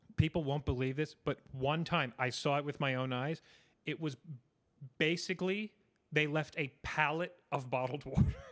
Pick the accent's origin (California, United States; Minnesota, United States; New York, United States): New York, United States; New York City; I grew up in New York City.